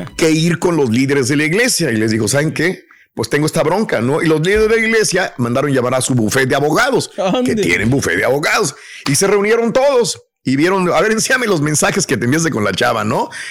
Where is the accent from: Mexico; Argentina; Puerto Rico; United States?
Mexico; moved away; yo cuando salí de México